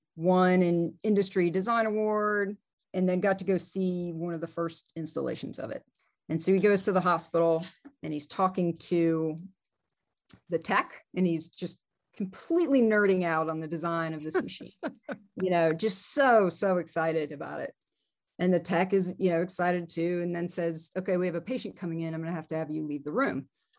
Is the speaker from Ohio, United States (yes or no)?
no; Georgia, United States; also born or lived in New Jersey; now in Denver, United States; I am from Georgia. Okay. I was technically born in New Jersey, but I lived in Georgia since I was four.